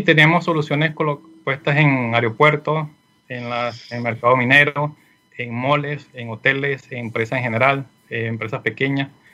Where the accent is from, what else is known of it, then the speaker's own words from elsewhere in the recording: Venezuela; moved away as an adult; now in Chile; soy de Venezuela, Actualmente me encuentro acá en Chile, tengo un poco más de un año